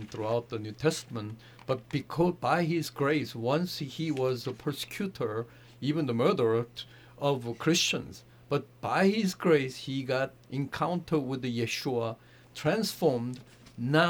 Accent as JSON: {"language": "English", "country": "South Korea", "tie": "born or raised there", "also_born_or_lived": "Manhattan, New York", "moved": "yes", "lives_now": "United States", "said": "I grew up in South Korea under the Buddhist home"}